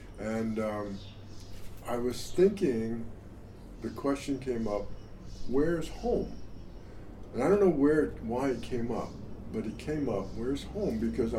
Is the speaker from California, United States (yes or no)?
yes; Long Beach, California, United States; I moved into a Long Beach house. I'm originally from Long Beach. Okay. I wasn't born there, but originally from Long Beach.